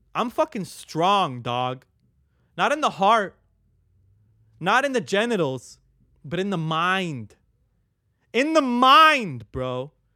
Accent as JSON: {"language": "English", "town": "Long Beach", "region": "California", "country": "United States", "tie": "born or raised there", "said": "I was born in Long Beach City. I lived in North Long Beach for, like, a good amount of my life"}